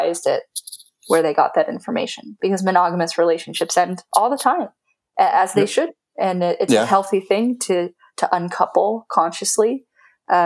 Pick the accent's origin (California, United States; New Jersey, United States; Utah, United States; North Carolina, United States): California, United States; from my background as a Californian, as an American